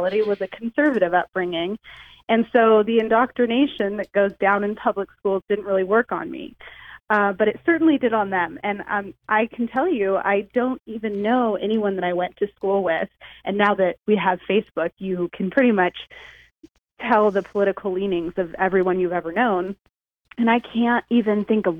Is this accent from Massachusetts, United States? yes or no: no; Huntington Beach, California, United States; I grew up right here in Southern California, in Huntington Beach